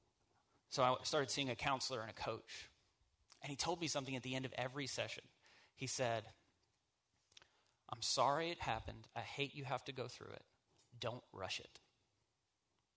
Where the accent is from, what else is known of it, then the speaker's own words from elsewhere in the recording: the South, United States; I'm from the South